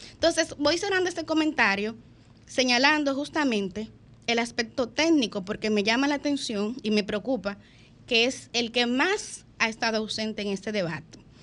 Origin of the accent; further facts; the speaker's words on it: Dominican Republic; como dominicanas y dominicanas